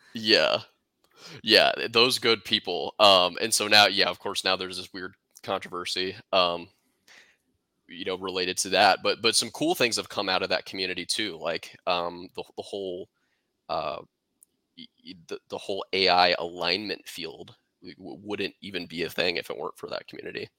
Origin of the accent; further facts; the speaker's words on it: Kansas City, United States; I'm from Kansas City